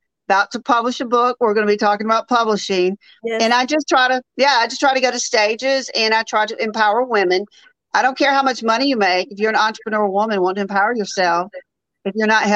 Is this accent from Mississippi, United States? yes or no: yes; Jackson, Mississippi, United States; now in Birmingham, United States; I'm from Jackson, Mississippi. I live in Birmingham, Alabama.